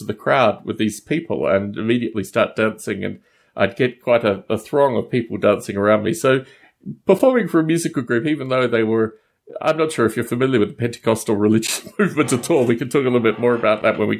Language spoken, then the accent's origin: English; Australia; also born or lived in United States; I was born in Australia